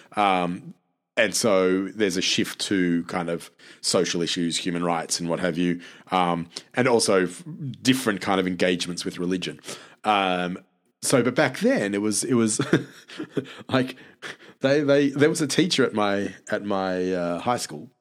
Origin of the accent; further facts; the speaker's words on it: Australia; I'm Australian